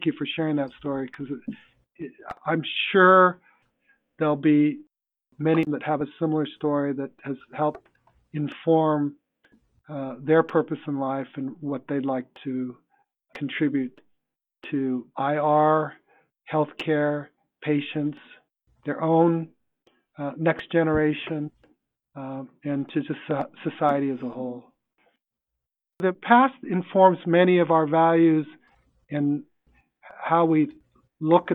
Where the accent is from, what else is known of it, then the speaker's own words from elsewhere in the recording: United States; I was your classic American kid